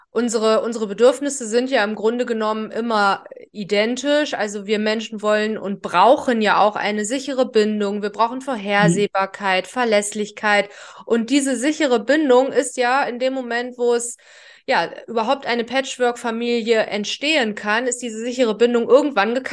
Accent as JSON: {"language": "German", "region": "Rhineland", "country": "Germany", "said": "Ich komme ja auch aus dem Rheinland. Also Ruhrgebiet Rheinland ist ja so nebenbei."}